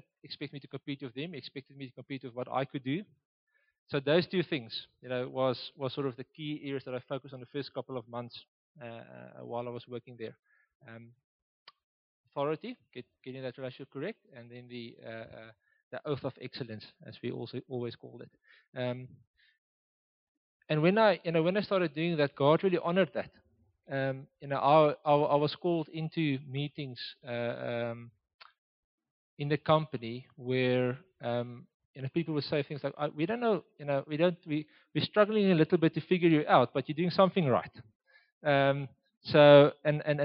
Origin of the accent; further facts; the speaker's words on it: Oudtshoorn, Western Cape, South Africa; now in Gauteng, South Africa; I was born and raised in Oudtshoorn